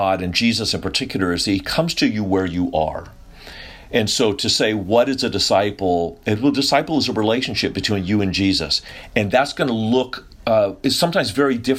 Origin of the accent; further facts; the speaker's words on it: Sacramento, California, United States; moved away; also born or lived in San Antonio, Texas; I grew up over in California, a little north of you, Sacramento, the old cow town.